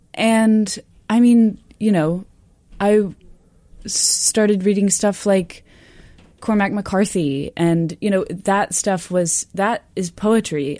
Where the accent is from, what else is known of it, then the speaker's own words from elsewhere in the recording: Austin, Texas, United States; moved away as an adult; also born or lived in Arkansas; now in Canada; I'm from Texas, but I grew up in Austin